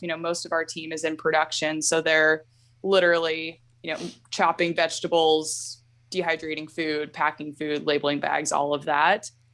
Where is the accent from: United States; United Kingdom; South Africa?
United States; Alaska; I was born and raised here in Alaska